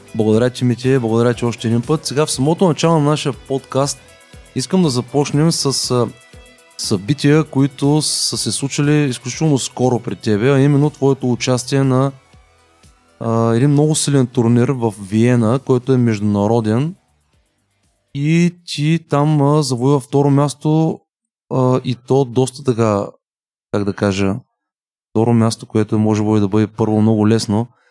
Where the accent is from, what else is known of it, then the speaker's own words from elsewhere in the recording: Bulgaria; Аз съм от България